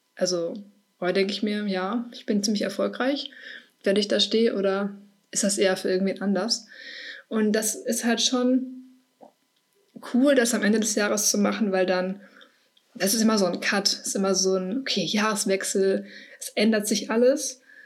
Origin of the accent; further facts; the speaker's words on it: Herne, North Rhine-Westphalia, Germany; also ich komme aus Herne, vielleicht kennt das irgendwer, ich weiß nicht, aus dem Ruhrgebiet.